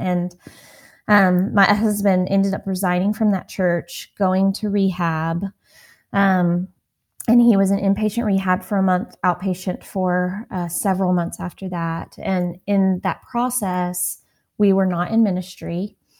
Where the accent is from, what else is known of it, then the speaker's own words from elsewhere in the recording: Texas, United States; I grew up in Texas